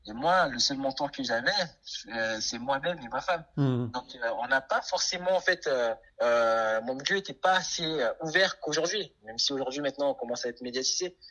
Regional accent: French Guiana; Je suis guyanais, mes parents sont haïtiens

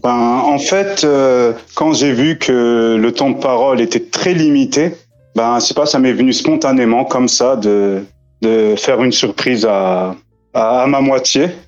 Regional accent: France; j'ai grandi en France

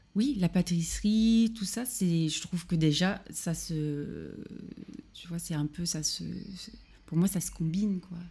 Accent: Normandy, France; moved away as an adult; also born or lived in Paris; now in Berlin, Germany; je suis normande à la base

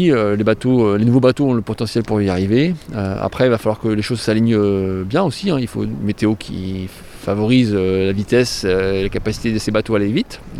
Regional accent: England, United Kingdom; je mettrai bien Alex euh, Hugo Boss parce que je suis anglaise.

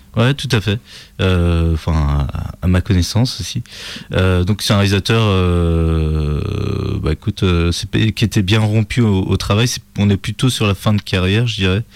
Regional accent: Nantes, Pays de la Loire, France; je suis de Nantes

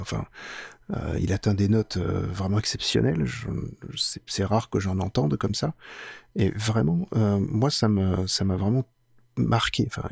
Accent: France; chez nous en France

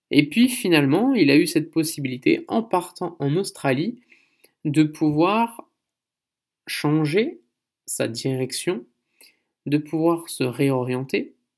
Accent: France; moved away as an adult; also born or lived in Canada; now in South Korea; en tant que Français

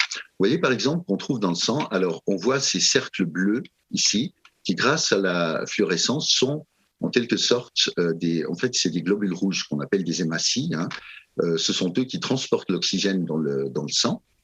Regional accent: Switzerland; chez nous en Suisse

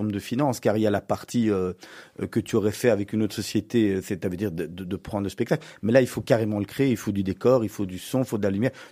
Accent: Charleroi, Wallonia, Belgium; je suis un carolo

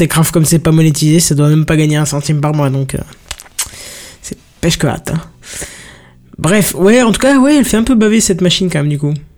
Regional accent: France; on est français

